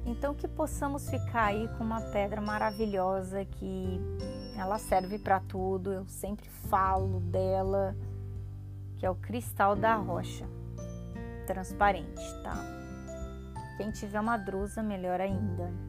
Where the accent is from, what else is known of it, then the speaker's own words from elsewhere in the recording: São Paulo, Brazil; accent: paulista; Falei com sotaque paulista porque eu sou paulista. Eu puxo S, o R, porque eu sou do interior, eu falo. É que como eu misturei muita coisa, morei em vários estados assim no Brasil, até a minha pré-adolescência.